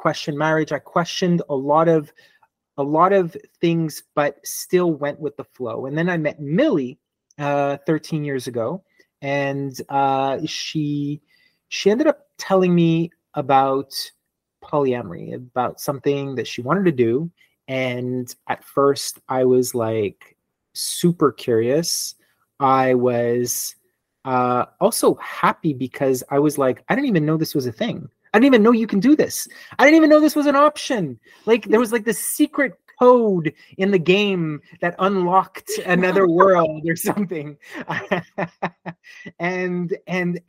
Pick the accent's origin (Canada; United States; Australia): Canada; Montreal, Quebec; I am born and raised in Montreal, Quebec